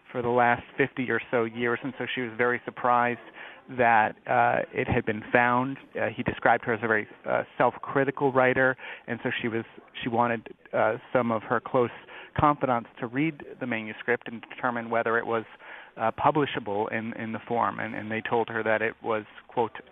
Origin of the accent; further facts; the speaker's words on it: West Hartford, Connecticut, United States; Yes, I'm actually. I grew up in West Hartford. went to Hall High School, so it's good to be on in Connecticut.